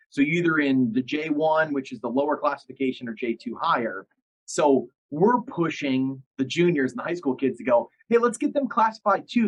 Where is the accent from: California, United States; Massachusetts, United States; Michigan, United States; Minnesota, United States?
Michigan, United States; about an hour north of Detroit; I grew up in Detroit, about an hour north of Detroit, and so I was a big Detroit fan